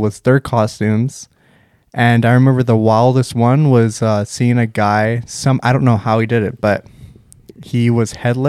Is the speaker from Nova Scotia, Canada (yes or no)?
no; Vancouver, British Columbia, Canada; when we grew up in Vancouver, me and Extreme